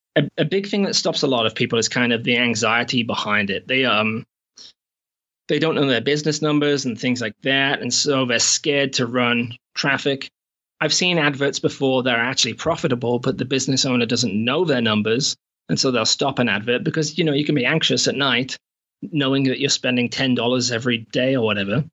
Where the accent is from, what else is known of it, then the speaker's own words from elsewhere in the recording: England, United Kingdom; moved away as an adult; also born or lived in Shropshire / America / Canada; now in New Zealand; I'm actually from England, but I've not been back in eight or nine years